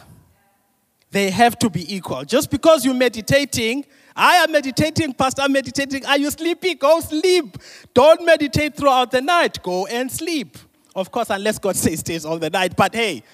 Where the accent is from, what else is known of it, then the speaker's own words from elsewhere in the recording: Mthatha, Eastern Cape, South Africa; I'm from Mtata.